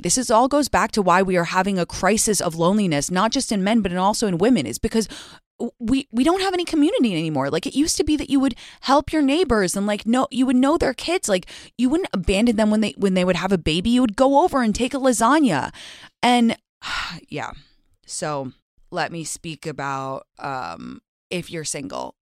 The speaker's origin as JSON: {"language": "English", "country": "United States", "also_born_or_lived": "England", "said": "I'm American"}